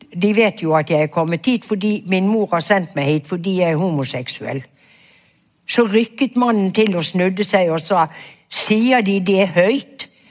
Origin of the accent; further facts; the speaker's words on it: Bergen, Vestland, Norway; jeg vokste opp i Fana kommune på et vidunderlig sted som et paradis